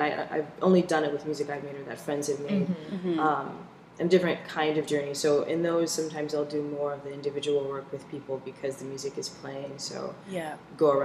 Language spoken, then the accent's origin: English; Seattle, Washington, United States; I'm from Seattle